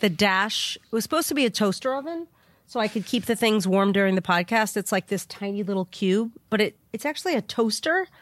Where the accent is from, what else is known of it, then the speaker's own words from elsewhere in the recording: New York, United States; moved away; I am from New York